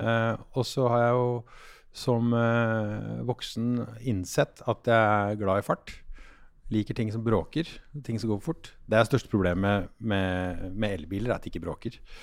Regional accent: Oslo, Norway; also born or lived in Denmark; jeg vokste opp på, på Tåsen

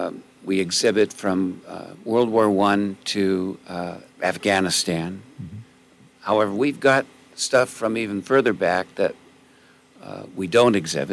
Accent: Southern California, United States; now in San Luis Obispo, United States; Yeah, I was born and raised in Southern California.

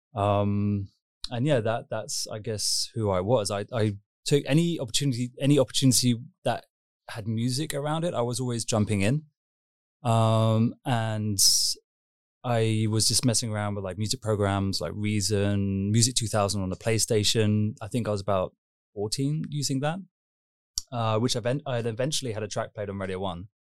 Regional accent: London, United Kingdom; moved away; also born or lived in Kingston upon Thames / Esher, Surrey / Berlin; grew up in London, just ki-, kind of Greater London. So I was born in Kingston upon Thames

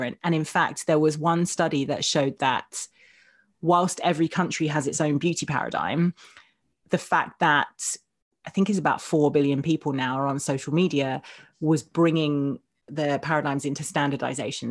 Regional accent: Essex, East of England, United Kingdom

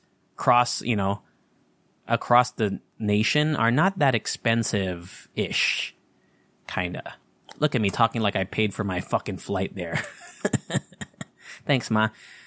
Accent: Anchorage, Alaska, United States; born there; But I'm an Eskimo baby. I was born in Anchorage, Alaska.

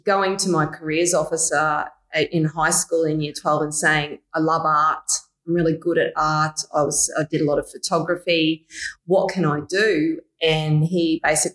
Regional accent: Mackay, Queensland, Australia; also born or lived in Brisbane; Decided to move back home to Mackay

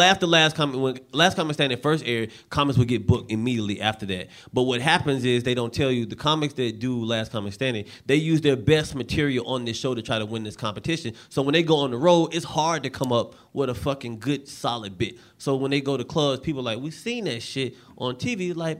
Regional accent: the South, United States; I was 17. I looked like I was 12 at the time. And I didn't know I'm from the South.

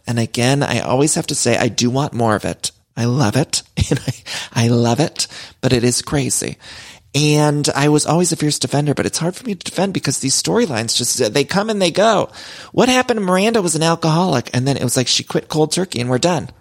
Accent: Solon, Ohio, United States; I grew up in Solo and right outside of Cleveland

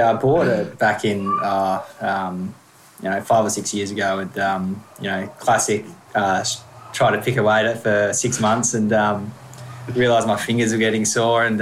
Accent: Bunbury, Western Australia, Australia; also born or lived in Yorkshire; now in Perth, Australia; I'm, you know, super proud to have grown up in Bunbury

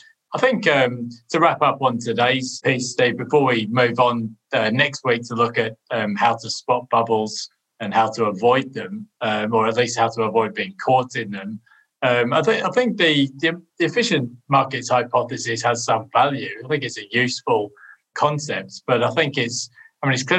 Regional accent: United Kingdom; as a Brit

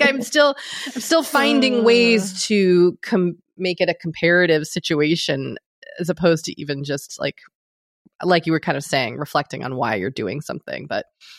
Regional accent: outside Boston, Massachusetts, United States; as a kid growing up outside Boston.

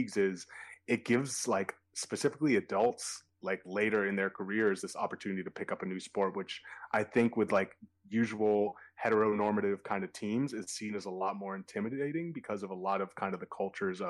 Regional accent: Boston, Massachusetts, United States; growing up in Boston

